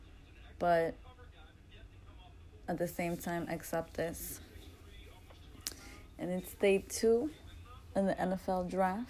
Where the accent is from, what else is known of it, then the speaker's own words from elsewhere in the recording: New York, United States; I'm from New York